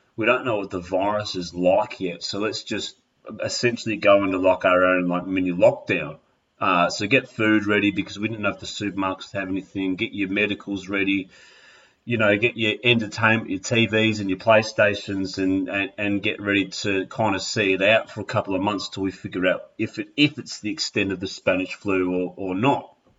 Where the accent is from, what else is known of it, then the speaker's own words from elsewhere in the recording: Melbourne, Victoria, Australia; moved away as an adult; I have moved across country and am now back in my hometown of Melbourne